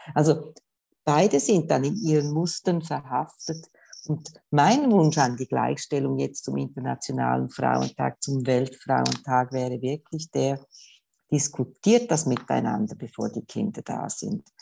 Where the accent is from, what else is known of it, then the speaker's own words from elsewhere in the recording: Switzerland; bei uns in der Schweiz